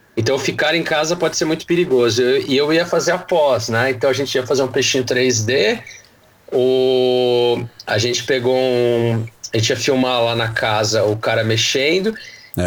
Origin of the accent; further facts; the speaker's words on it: Santo André, São Paulo, Brazil; now in São Paulo, Brazil; Eu sou de Santo André, hoje eu moro em São Paulo.